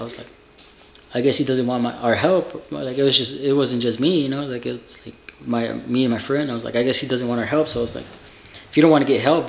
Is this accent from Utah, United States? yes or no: yes; Utah, United States; I'm like, I'm from Utah, bro.